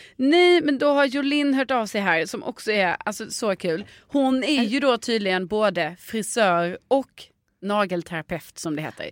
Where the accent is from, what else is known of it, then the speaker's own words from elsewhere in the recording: Stockholm, Stockholm County, Sweden; som barn i Stockholm